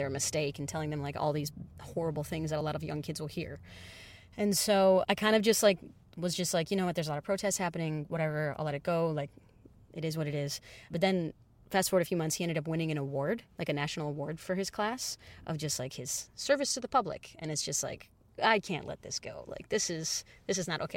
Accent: Detroit, Michigan, United States; I'm a pop musician from Detroit.

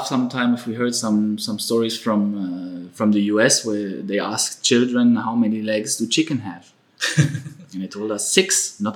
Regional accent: Stuttgart, Baden-Württemberg, Germany; moved away as an adult; now in India; I grew up in Germany. In the southern part of Germany, in Stuttgart.

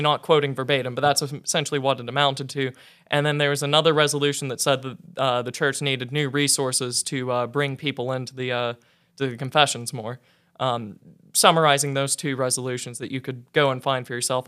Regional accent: north central Oklahoma, United States; I was raised a Southern Baptist, uh, in north central Oklahoma

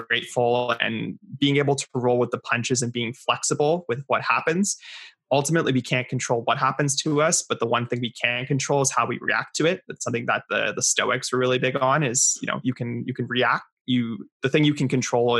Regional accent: Ottawa, Ontario, Canada; also born or lived in Creston, British Columbia; I grew up in Ottawa, in beautiful Ottawa, Ontario

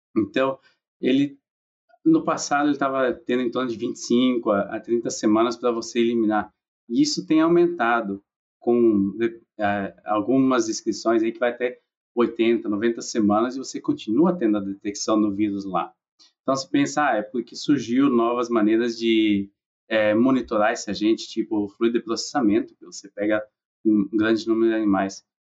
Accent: Xavantina, Santa Catarina, Brazil; moved away as an adult; also born or lived in Lages, Santa Catarina; now in Iowa, United States; Sou natural de Santa Catarina, né? nasci numa cidade chamada Chavantina

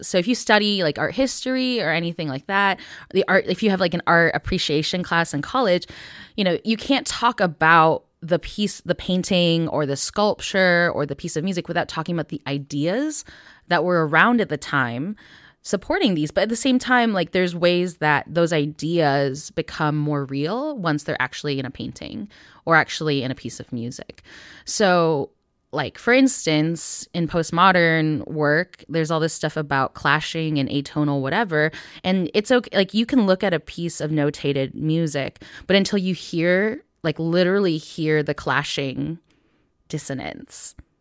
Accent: Northville, Michigan, United States; born or raised there

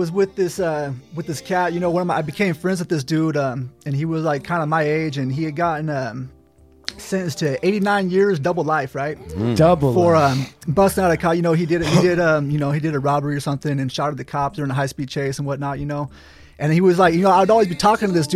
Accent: between Sacramento and Lake Tahoe, California, United States; also born or lived in Modesto, California; I grew up out in this up kind of going towards Lake Tahoe, kind of right in between Sacramento and Lake Tahoe

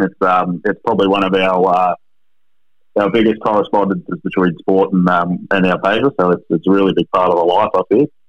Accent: Queensland, Australia; I'm from Queensland, so 20 degrees is cold for me

